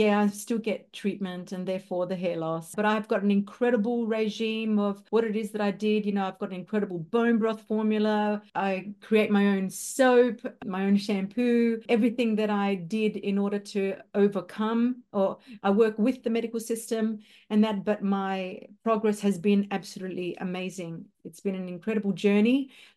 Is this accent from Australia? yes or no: yes; Darwin, Northern Territory, Australia; also born or lived in Melbourne, Victoria, Australia; I'm from Darwin, Northern Territory, Australia. I did live in Melbourne for over 25 years